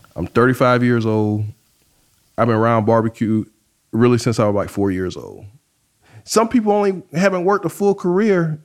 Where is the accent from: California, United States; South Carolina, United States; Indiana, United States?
South Carolina, United States; moved away as an adult; now in New Orleans, United States; I'm from South Carolina